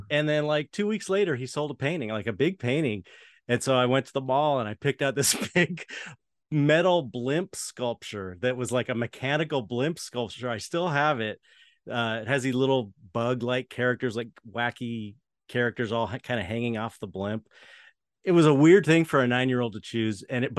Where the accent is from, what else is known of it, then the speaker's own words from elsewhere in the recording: San Pedro, California, United States; San Pedro, California.